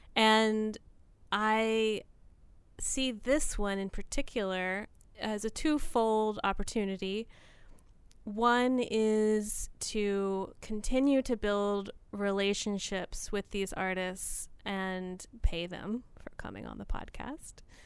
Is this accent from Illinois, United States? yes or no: no; rural Tennessee, United States; also born or lived in Nashville, Tennessee / Baltimore / New York; now in Port Townsend, United States; I was born in Nashville, Tennessee, but my family quickly moved into a rural area in Tennessee